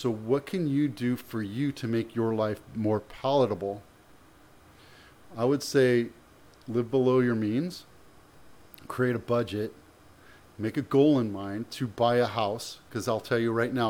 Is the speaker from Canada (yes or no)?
yes; Canada; born there; You know, I'm Canadian by birth. I don't really know what's going on over there, but I don't care.